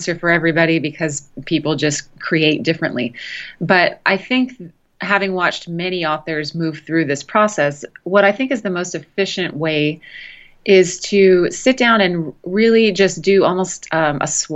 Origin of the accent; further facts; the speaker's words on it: Los Angeles, California, United States; moved away as an adult; now in Austin, United States; I'm from Los Angeles originally